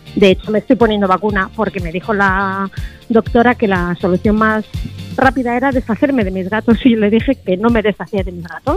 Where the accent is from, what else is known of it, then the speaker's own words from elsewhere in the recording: Torrejón de Ardoz, Community of Madrid, Spain; Yo soy de Torrejón, pero ahora mismo estoy en Barajas